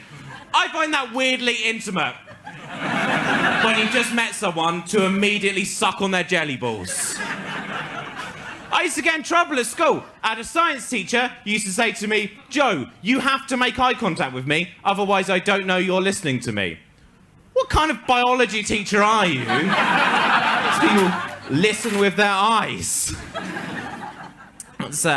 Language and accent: English; England, United Kingdom; accent: stereotypical English (posh English); my accent is the exact same accent that all the Scottish comedians put on when they want to make fun of English people